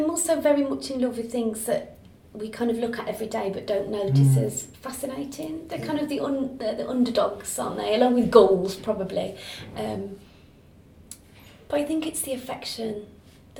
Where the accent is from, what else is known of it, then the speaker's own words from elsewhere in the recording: Black Country, West Midlands, United Kingdom; moved away; also born or lived in Edinburgh; where I grew up in the Black Country in Birmingham, there was many, many pigeon lofts